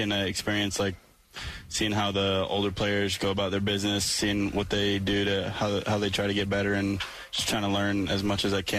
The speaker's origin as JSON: {"language": "English", "region": "Massachusetts", "country": "United States", "tie": "born or raised there", "said": "growing up in Massachusetts"}